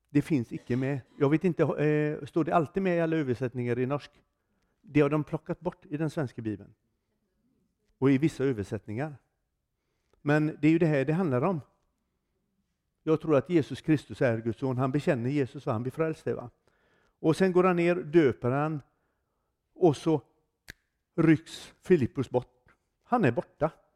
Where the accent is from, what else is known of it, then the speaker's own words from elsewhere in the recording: Gothenburg, Västra Götaland, Sweden; Jag kommer ifrån Göteborg i Sverige.